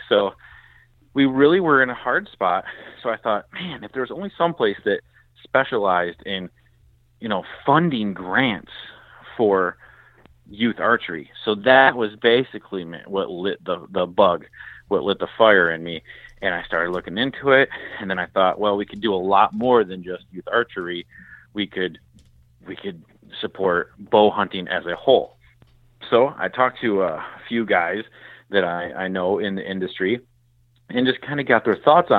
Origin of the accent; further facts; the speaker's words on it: Michigan, United States; Now, I'm from Michigan. We're a blue-collar state. I'm in the Police Officers Association of Michigan. Dad was in the UAW. You know, we got uncles or Teamsters. So this is union country.